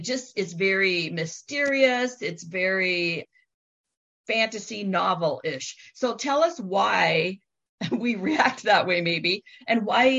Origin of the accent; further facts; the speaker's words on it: West Coast, United States; we're both from the West Coast.